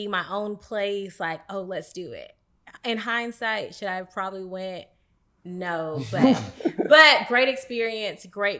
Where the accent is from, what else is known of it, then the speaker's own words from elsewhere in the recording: Atlanta, Georgia, United States; moved away as an adult; also born or lived in Dallas; I'm from Atlanta. Okay. I'm from Atlanta.